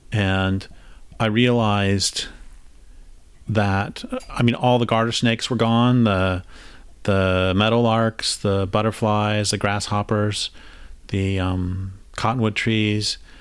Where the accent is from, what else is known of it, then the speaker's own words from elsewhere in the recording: Colorado, United States; also born or lived in Lincoln, Nebraska; now in Grants Pass, United States; where I grew up in Colorado